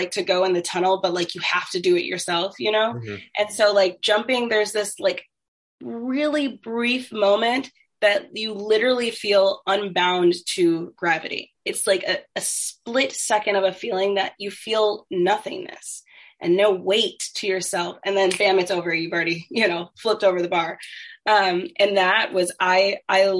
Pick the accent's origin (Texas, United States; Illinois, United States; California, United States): Illinois, United States; Plainfield; also born or lived in Chicago; I was born in Chicago, but I grew up in a very, very small developing farming town called Plainfield